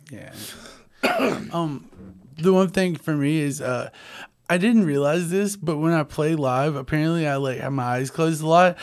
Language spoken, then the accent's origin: English; North Louisiana, United States; also born or lived in Monroe; growing up in North Louisiana